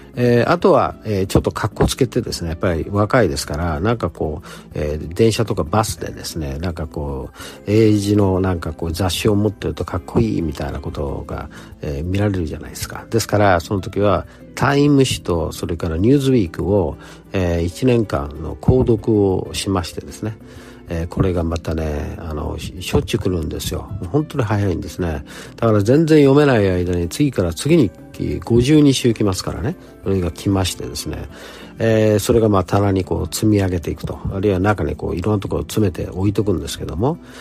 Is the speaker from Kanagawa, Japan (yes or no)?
no; Osaka, Japan; accent: Kansai dialect; moved away as an adult; also born or lived in Nagasaki / Tokyo / Illinois, United States; 生まれは長崎でしてそして東京で、えー、しばらく住んだ後、えー、育ちは、えええ関西になります大阪になります